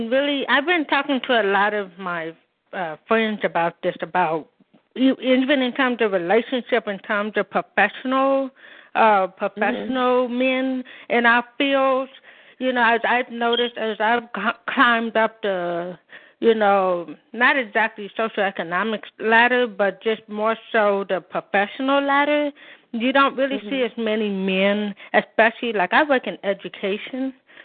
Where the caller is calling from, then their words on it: Oakland, California, United States; from Oakland, California.